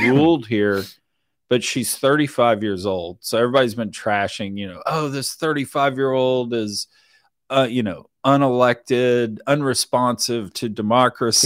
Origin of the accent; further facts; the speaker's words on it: Richmond, Texas, United States; I grew up down in Richmond, Texas